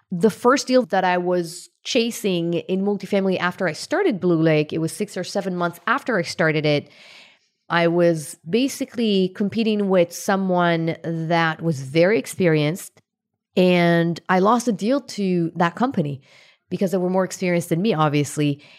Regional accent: Israel; I was born in Israel to a pretty, you know, poor family. And lack of money was one of the main things that I felt growing up

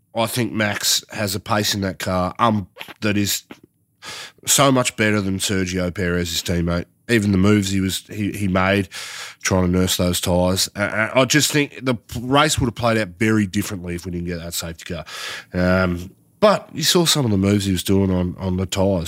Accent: Australia; us as Aussie fans

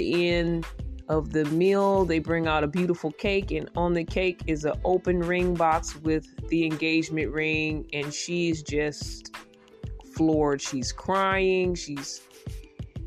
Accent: Detroit, Michigan, United States; I'm from Michigan as well, Detroit

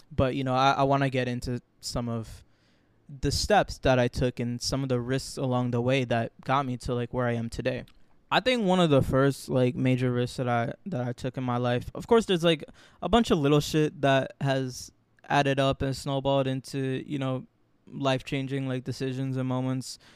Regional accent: Florida, United States; moved away as an adult; now in New York, United States; I was born in New York, raised my whole life in Florida

